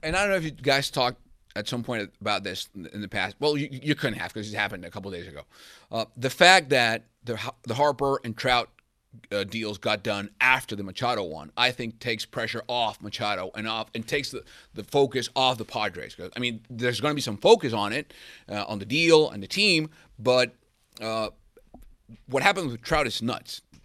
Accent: Venezuela; also born or lived in San Diego; now in United States; I'm from Venezuela, and this is the first market I got to work here in the United States.

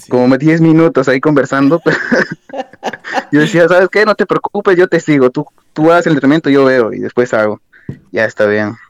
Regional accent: Lima, Peru; moved away as an adult; also born or lived in Ayacucho; now in Passau, Germany; prácticamente crecí en Lima todo

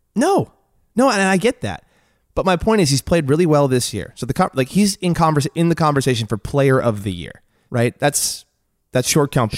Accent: United States; I'm an American

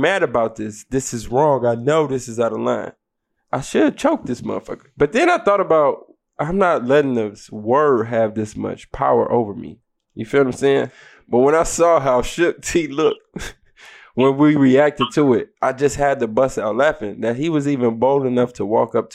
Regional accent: Detroit, Michigan, United States; now in Florida, United States; I'm a Florida boy now, but I was not raised down here. I grew up in the Midwest. I grew up in Detroit.

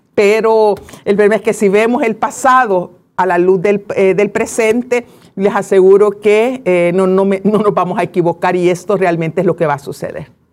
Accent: El Salvador; así somos los salvadoreños

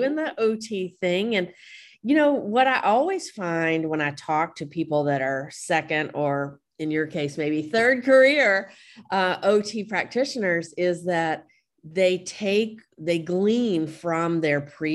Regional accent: United States; I grew up around the Mississippi River

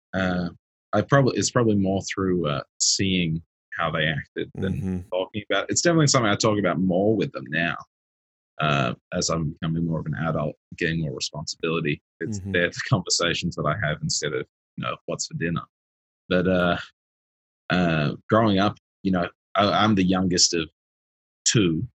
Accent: Sydney, New South Wales, Australia; also born or lived in Melbourne; I grew up in Sydney and then moved to Melbourne.

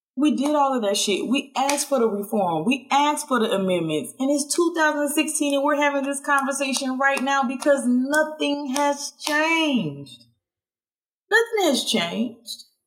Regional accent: Statesboro, Georgia, United States; now in Washington, D.C., United States; people in my hometown where I'm originally from, F. Statesboro, Georgia

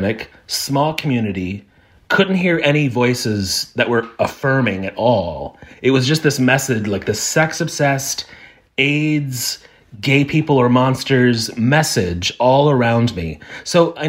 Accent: Evansville, Indiana, United States; now in Nashville, United States; I grew up in, I say it's a small town, but anyone in Evansville, Indiana will tell you that it's the fourth largest town in Indiana

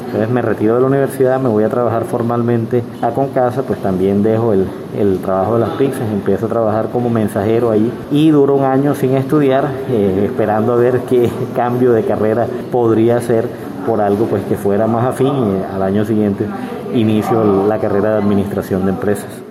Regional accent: Barranquilla, Atlántico, Colombia; moved away as an adult; also born or lived in Bogotá; now in Sincelejo, Colombia; soy bogotano, nacido en Bogotá, viví solo tres años allá, educado en Barranquilla, lasallista y vivo en Cincelejo desde el año 91

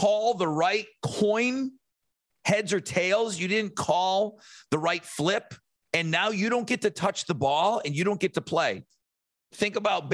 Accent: Buffalo, New York, United States; moved away; I'm from Buffalo

